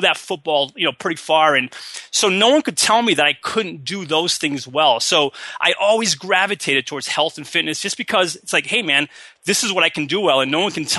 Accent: Massachusetts, United States; now in San Diego, United States; I'm originally from Massachusetts.

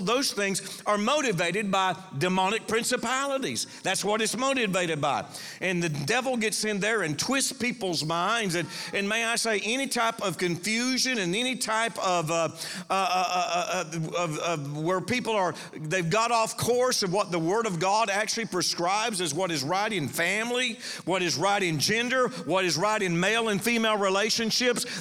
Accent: Panama City, Florida, United States; I was raised here. This is my hometown, Panama City.

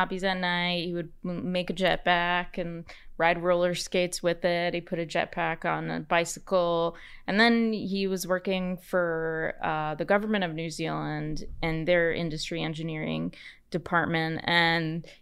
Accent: United States; I'm an American

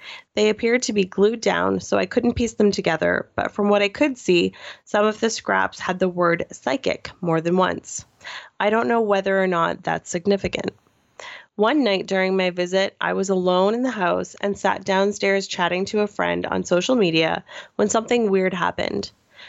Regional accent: Nova Scotia, Canada; moved away; My hometown is a former mining town in Nova Scotia. Growing up, I hated the place. And so as soon as the opportunity to leave presented itself, I was gone.

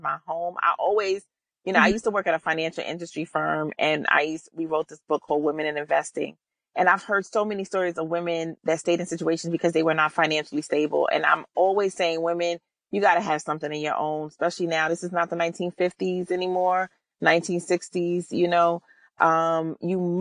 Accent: New York City, New York, United States; I'm from New York City

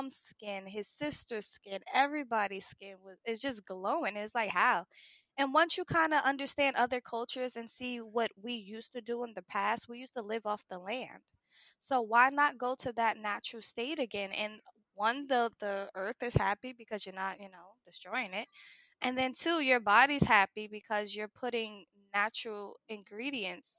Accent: Newark, New Jersey, United States; I come from Newark, New Jersey

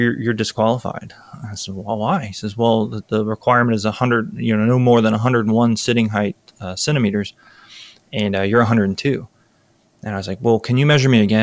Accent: Tampa, Florida, United States; I grew up around F-16s, growing up around MacDill Air Force Base

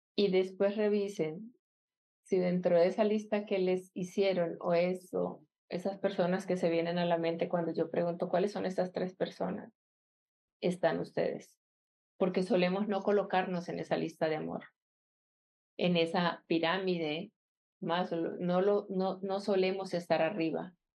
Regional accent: Colombia; donde yo nací en Colombia

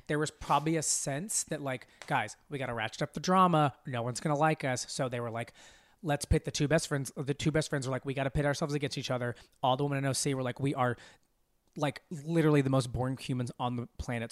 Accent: Arkansas, United States; moved away; also born or lived in Dallas, Texas; I grew up in Arkansas

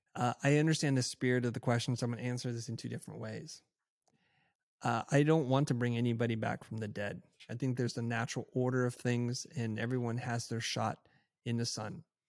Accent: United States; growing up in America in the time then which I did

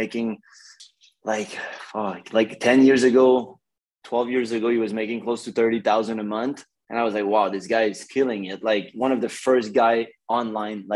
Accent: Montreal, Quebec, Canada; moved away as an adult; now in Los Angeles, United States; I'm from Canada, in Montreal, like Montreal, Canada.

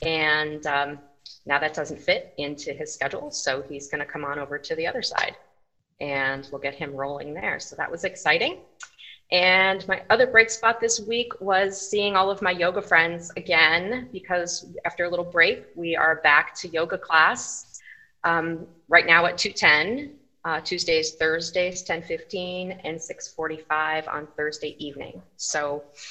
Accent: Scranton, Pennsylvania, United States; also born or lived in Chicago suburbs, Illinois / Philadelphia, Pennsylvania; now in St. Johns County, Florida, United States; originally from northeastern Pennsylvania, Scranton

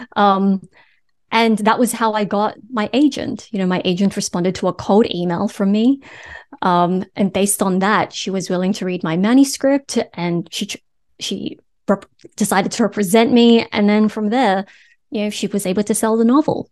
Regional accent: Sydney, New South Wales, Australia; moved away as an adult; also born or lived in Kansas, United States / Los Angeles, United States; now in Brooklyn, United States; I was born and raised in Sydney, Australia

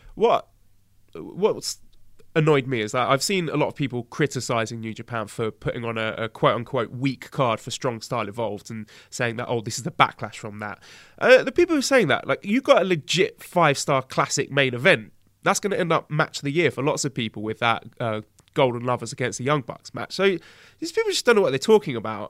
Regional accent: United Kingdom; now in China; I, I pretty much get a pass just by being British

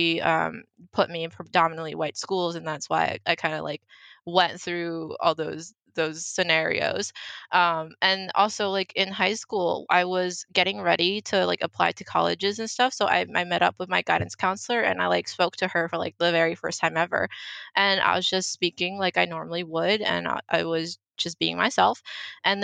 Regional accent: United States; first language Mandarin; English is a second language; also born or lived in Philadelphia; all my schooling was done in the US

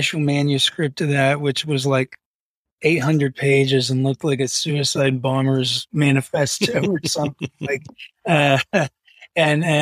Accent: Huntington, West Virginia, United States; moved away; I'm from Huntington, West Virginia

